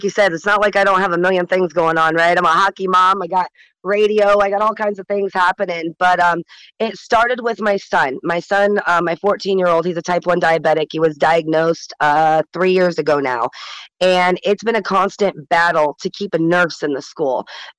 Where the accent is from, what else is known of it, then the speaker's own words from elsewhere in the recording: Michigan, United States; now in Alaska, United States; I've been in Alaska for 16 years. I'm not born and raised. I came from Michigan, but moved here 16 years ago, and let me tell you, I found a home.